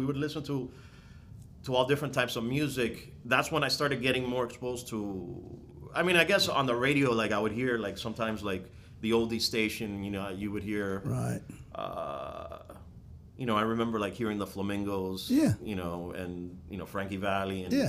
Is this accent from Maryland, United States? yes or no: no; Miami, Florida, United States; I'm from Miami